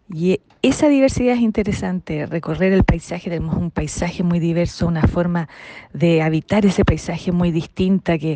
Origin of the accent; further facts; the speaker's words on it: Viña del Mar, Valparaíso, Chile; Yo no soy de Santiago, yo soy de Viña.